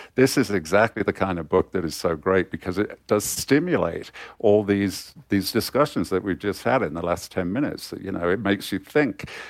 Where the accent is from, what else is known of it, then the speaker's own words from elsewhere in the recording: Coventry, West Midlands, United Kingdom; I was born in Coventry, uh, in the, in the nineteen fifties.